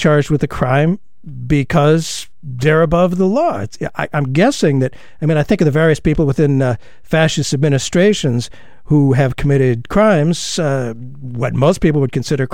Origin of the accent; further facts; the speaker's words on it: United States; as an American